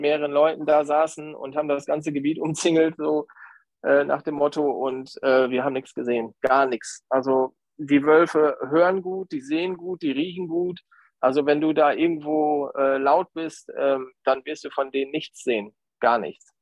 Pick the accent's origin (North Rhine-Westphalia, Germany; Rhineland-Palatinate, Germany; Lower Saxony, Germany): Lower Saxony, Germany; County of Bentheim; Ich komme aus der Grafschaft Bentheim